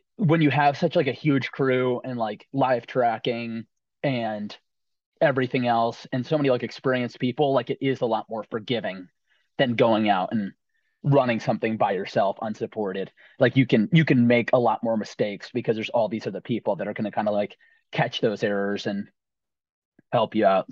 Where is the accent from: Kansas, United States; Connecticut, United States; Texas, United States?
Connecticut, United States; Roxbury; I'm from Roxbury, Connecticut, so a small town in southern Litchfield County in northwest Connecticut